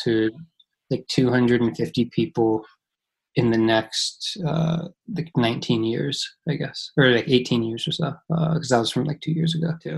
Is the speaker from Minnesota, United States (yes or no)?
no; Los Angeles, California, United States; moved away as an adult; now in Kawakami, Japan; I'm originally from Los Angeles, grew up in Los Angeles